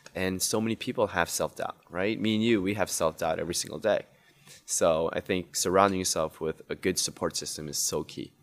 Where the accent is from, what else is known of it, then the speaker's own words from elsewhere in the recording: New York City, New York, United States; I grew up in Queens Woodside, oh. so I was born and raised all my life there.